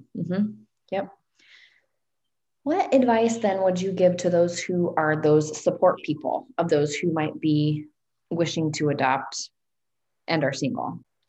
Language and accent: English; Russia; moved away; it's so cool that I am originally from Russia